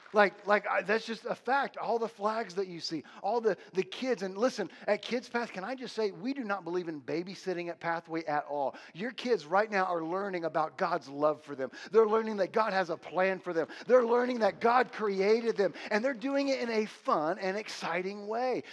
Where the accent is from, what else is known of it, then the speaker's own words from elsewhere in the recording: United States; I'm an American.